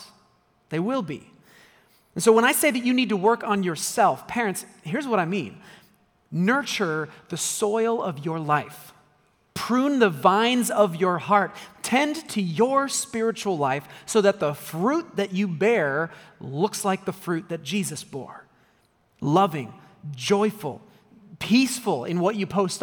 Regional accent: United States; as an American

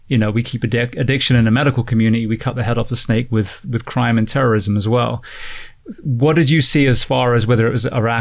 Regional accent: England, United Kingdom; also born or lived in America; now in United States; growing up in England

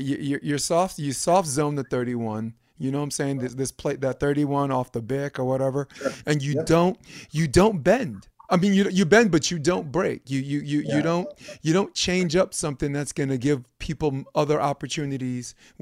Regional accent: New York City, New York, United States; I'm a fucking schmuck from Brooklyn

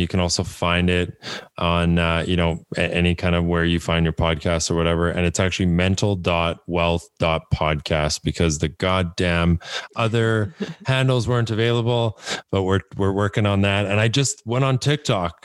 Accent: Canada; I'm from Canada

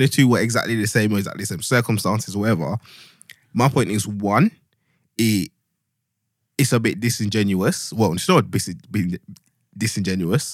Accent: Luanshya, Copperbelt Province, Zambia; now in United Kingdom; I'm a boy from Luanshya

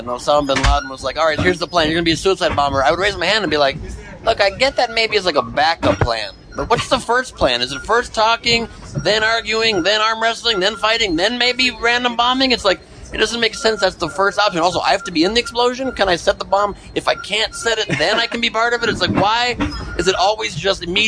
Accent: Southern California, United States; where I grew up in Southern California

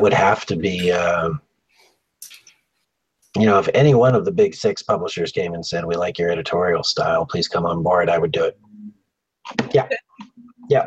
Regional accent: Canada; also born or lived in Victoria, British Columbia; I'm Canadian.

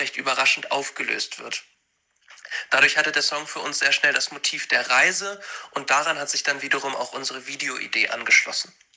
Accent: Hanover, Lower Saxony, Germany; Wir kommen aus Hannover

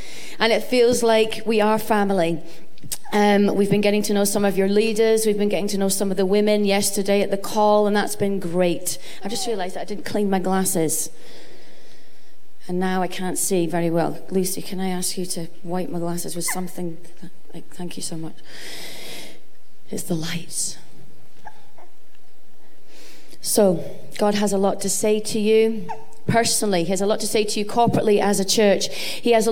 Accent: Cumbria, North West England, United Kingdom; moved away as an adult; also born or lived in Preston; now in Glasgow, United Kingdom; I was born in Preston, so almost local. And I grew up in Cumbria, but I've lived in Glasgow since I was 23.

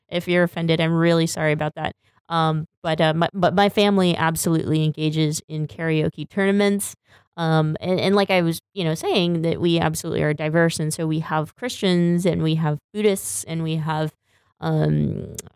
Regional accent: Berkeley, California, United States; also born or lived in New York; born and raised in Berkeley, California

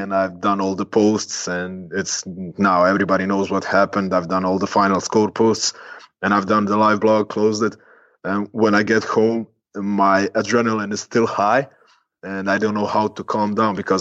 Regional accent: Split, Split-Dalmatia County, Croatia; now in Zagreb, Croatia; growing up in Dalmatia and Split.

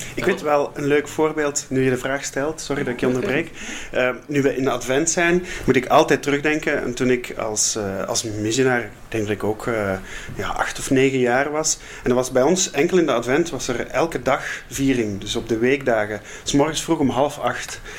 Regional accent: Flanders, Belgium; accent: Flemish; je hoort allicht ook aan het accent dat ik van iets zuidelijkere oorden kom. Eh, ik kom uit Vlaanderen, ik woon daar nog altijd.

